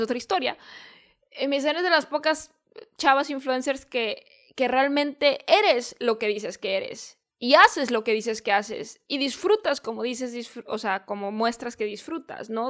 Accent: Guadalajara, Jalisco, Mexico; en Guadalajara, que es de donde yo soy

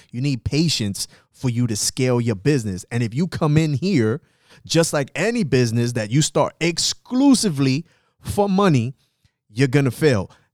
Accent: New York City, New York, United States; I'm from the South Bronx

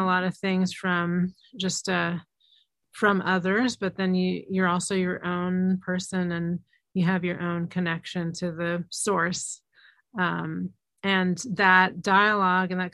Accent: New York City, New York, United States; growing up in Manhattan

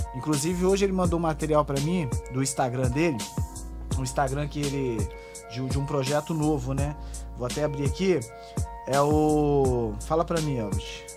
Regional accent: Garrido, Espírito Santo, Brazil; eu sou do Garrido

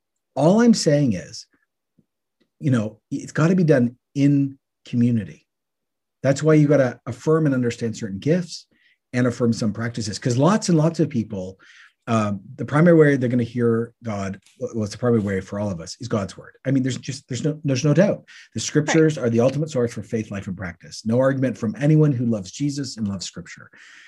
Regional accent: Canada; Oh, that's being Canadian. Yeah, there are questions.

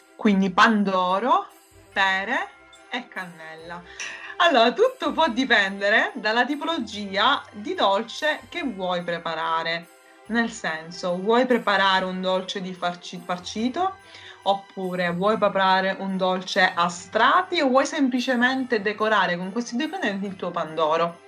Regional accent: Sicily, Italy; della mia terra

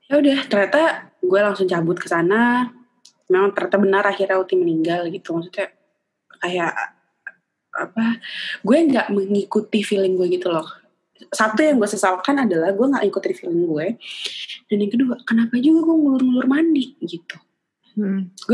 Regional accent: Java, Indonesia; ya lu tuh kan Jawa ya dek mm-hmm. dan gue tuh Jawa banget kan

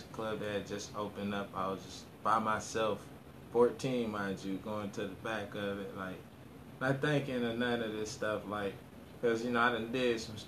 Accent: Orlando, Florida, United States; I'm from Orlando, Florida, born and raised

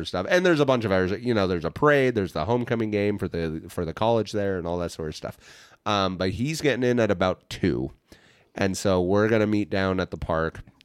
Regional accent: Hays, Kansas, United States; moved away; my hometown, Hayes's big event of the year

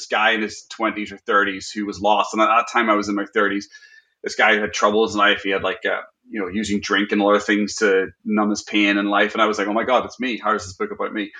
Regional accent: Northern Ireland, United Kingdom; I grew up in Northern Ireland

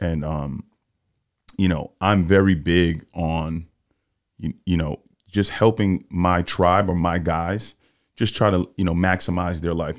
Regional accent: New York, United States; I'm a New York guy.

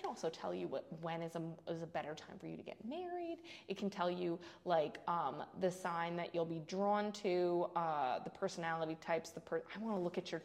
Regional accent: Mount Kisco, New York, United States; I was born in Mount Kisco Medical Center, so I was born in Mount Kisco

